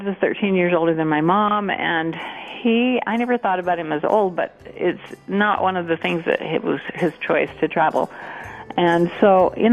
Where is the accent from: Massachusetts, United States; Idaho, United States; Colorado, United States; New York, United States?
Idaho, United States; Montpelier; I grew up in Montpelier, Idaho, down in southeastern Idaho, Bear Lake County.